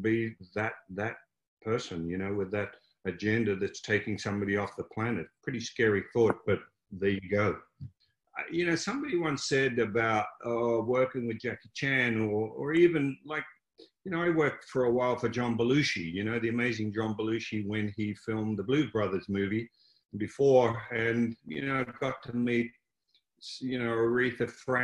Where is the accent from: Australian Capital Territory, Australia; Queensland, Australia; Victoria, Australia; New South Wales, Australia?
Victoria, Australia; Melbourne; I grew up in Croydon, which is a suburb of Melbourne, Australia